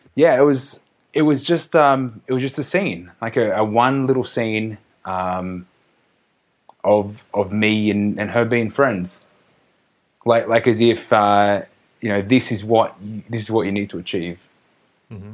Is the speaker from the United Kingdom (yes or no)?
no; Australia; now in Mexico; I'm just an Australian